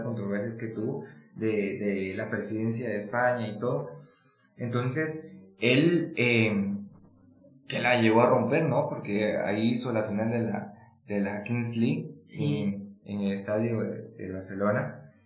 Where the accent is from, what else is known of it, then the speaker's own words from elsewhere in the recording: Guatemala; nuestra realidad de guatemaltecos